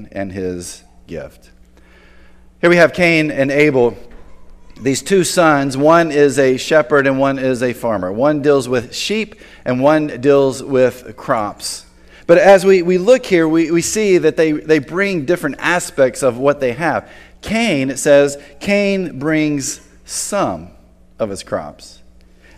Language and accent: English; Tobacco Road, North Carolina, United States; growing up in Tobacco Road